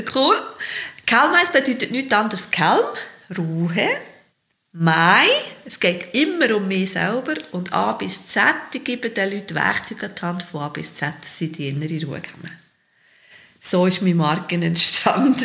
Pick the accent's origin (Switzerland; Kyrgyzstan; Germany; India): Switzerland; Bern; ich bin Geboren mit der Stadt Bern, bin aufgewachsen im Spittwacher, Victoria, also wirklich mit der Stadt Bern, als Kind auf dem Trottwar gespielt